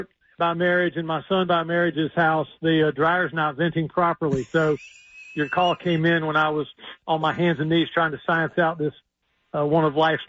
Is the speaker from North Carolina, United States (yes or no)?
yes; Chapel Hill, North Carolina, United States; I went to Dick DiVenzio's basketball camp as a little boy growing up in Chapel Hill.